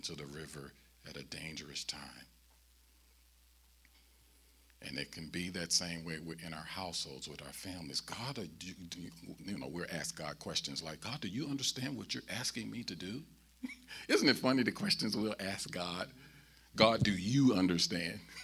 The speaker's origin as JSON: {"language": "English", "town": "St. Louis", "region": "Missouri", "country": "United States", "tie": "born or raised there", "said": "I'm born and raised in St. Louis"}